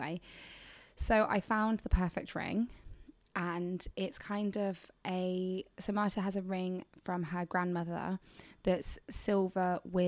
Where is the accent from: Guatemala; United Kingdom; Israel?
United Kingdom; England; I'm from England.